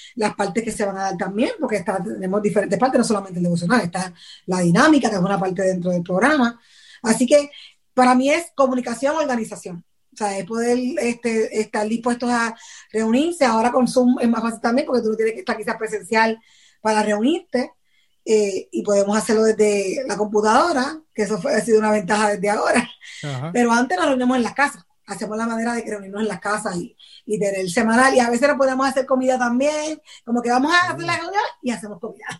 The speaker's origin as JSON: {"language": "Spanish", "town": "Patillas", "country": "Puerto Rico", "tie": "born or raised there", "said": "mi pueblo donde yo vivo eh, de, Puerto Rico es en Patillas, ese es mi pueblo natal, ¿verdad? Y allá tengo muchas amistades que crecieron conmigo"}